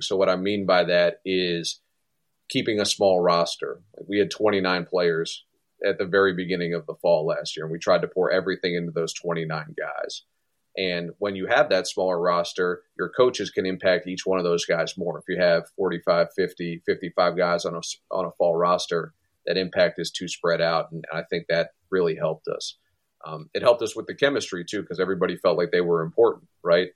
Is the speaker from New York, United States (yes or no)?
no; Maryland, United States; my home state